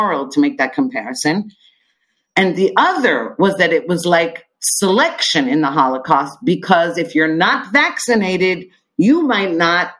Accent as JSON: {"language": "English", "country": "United States", "tie": "born or raised there", "moved": "as an adult", "lives_now": "Israel", "said": "growing up in the United States"}